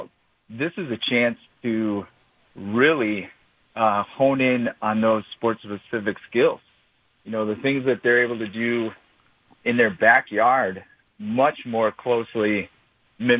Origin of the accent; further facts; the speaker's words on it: Brookfield, Wisconsin, United States; also born or lived in Stevens Point / Minnesota / Virginia; I am a local guy. I grew up in Brookfield and played football, ran track at Brookfield East.